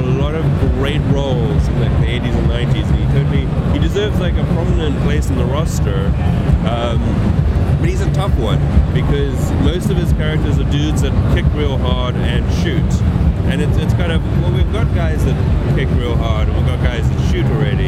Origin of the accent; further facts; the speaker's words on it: South Africa; I'm from South Africa, and I've only been in the States like on very few occasions.